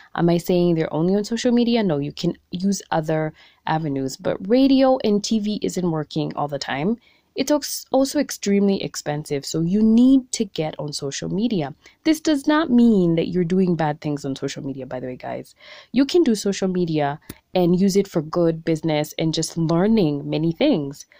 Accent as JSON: {"language": "English", "country": "Kenya", "said": "being a Kenyan entrepreneur"}